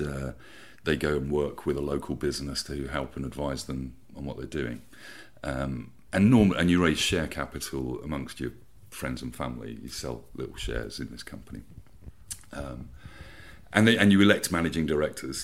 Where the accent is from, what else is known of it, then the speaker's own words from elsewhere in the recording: Peterborough, East of England, United Kingdom; also born or lived in Bishop's Stortford, Hertfordshire; now in Hove, United Kingdom; I was born in Bishop Stortford and we moved to Peterborough in Cambridgeshire mm-hmm. um, back in the 80s, uh, which I remember doing in the back of a van. So I must have been about eight or something.